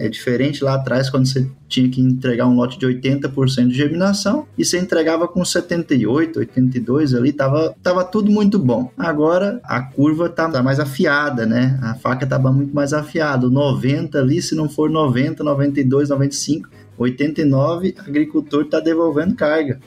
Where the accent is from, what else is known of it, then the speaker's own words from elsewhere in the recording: Balsas, Maranhão, Brazil; moved away as an adult; also born or lived in Pelotas, Rio Grande do Sul; eu nasci em Balsas, sou balsense. Meu pai morou lá durante quase 37 anos